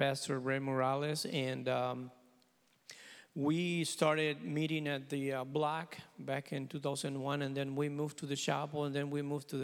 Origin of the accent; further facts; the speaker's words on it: Puerto Rico; English is a second language; moved away as an adult; now in United States; I'm originally from Puerto Rico. I met the Lord there when I was 16